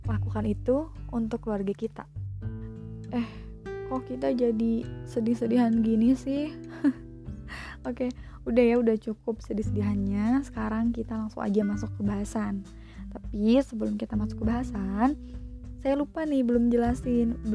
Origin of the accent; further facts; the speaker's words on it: Garut, West Java, Indonesia; Saya lahir di Garut 21 Desember 1997 masih muda ya